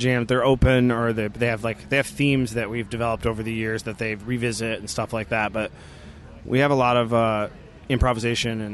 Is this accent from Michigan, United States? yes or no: yes; Muskegon, Michigan, United States; Playing a gig this summer in the town I grew up